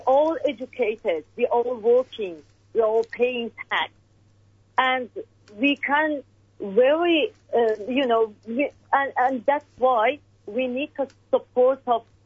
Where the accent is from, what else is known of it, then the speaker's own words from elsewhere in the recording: Iran; English is a second language; moved away as an adult; now in Australia; We are Australian, we are Iranian.